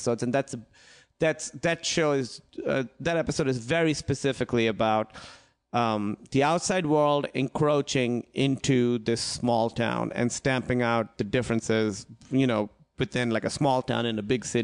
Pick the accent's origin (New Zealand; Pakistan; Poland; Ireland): Pakistan; moved away; I grew up in Pakistan